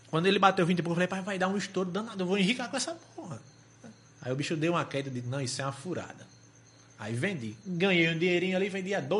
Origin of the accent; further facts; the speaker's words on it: the Northeast, Northeast Brazil, Brazil; a gente aqui do Nordeste.